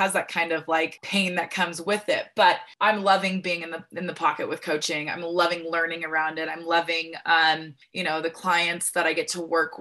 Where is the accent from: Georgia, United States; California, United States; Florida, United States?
California, United States; Santa Ynez; I was born and raised in Santa Barbara, California, actually a little town inland from there called San Ynez